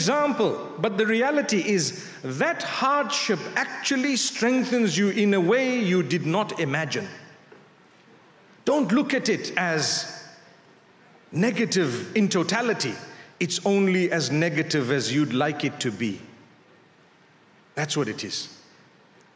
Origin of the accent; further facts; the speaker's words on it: Zimbabwe; moved away; I come from Zimbabwe.